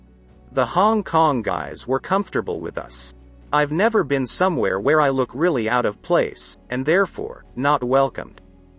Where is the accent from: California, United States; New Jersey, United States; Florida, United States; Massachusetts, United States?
New Jersey, United States; my English, especially since I was from the land of … was impeccable.